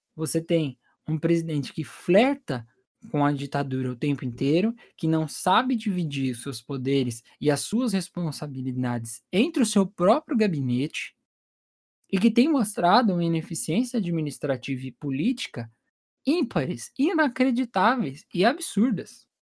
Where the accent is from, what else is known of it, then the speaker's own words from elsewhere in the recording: Brazil; enquanto brasileiro